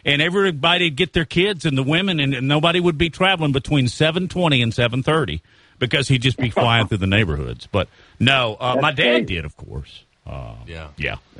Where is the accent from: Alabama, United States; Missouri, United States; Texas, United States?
Alabama, United States; Huntsville; I grew up in Huntsville